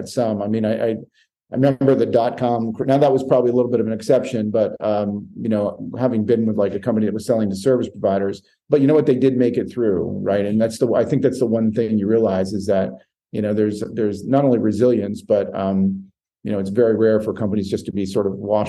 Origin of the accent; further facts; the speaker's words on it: Maine, United States; moved away; I grew up in Maine